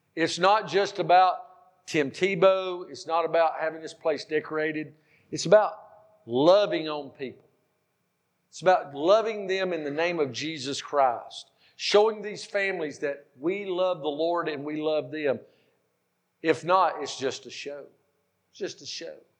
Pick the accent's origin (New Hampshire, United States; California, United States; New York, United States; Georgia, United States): Georgia, United States; Powder Springs; we're from God's country. It's called Georgia.